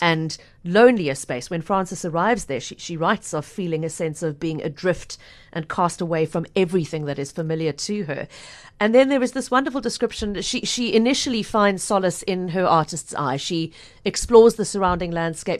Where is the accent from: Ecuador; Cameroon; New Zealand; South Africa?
South Africa; now in Cape Town, South Africa; my home country